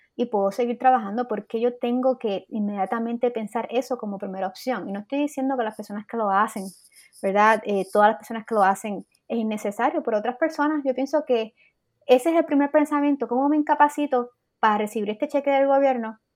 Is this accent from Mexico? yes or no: no; Puerto Rico